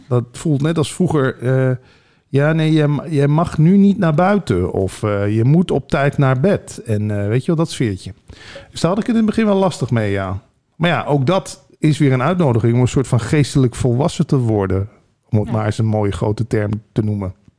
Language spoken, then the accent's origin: Dutch; Limburg, Netherlands; moved away; geboren in Limburg